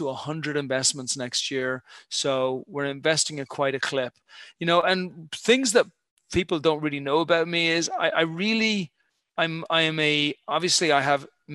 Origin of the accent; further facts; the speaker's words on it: Ireland; moved away as an adult; also born or lived in United Kingdom; I'm an Irish guy, born and bred, 51 years ago